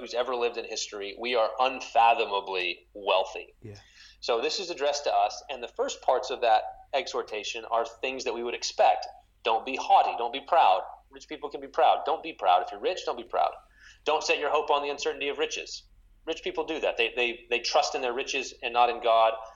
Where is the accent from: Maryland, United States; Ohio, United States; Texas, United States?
Texas, United States; West; now in St. Paul, United States; I grew up in West Texas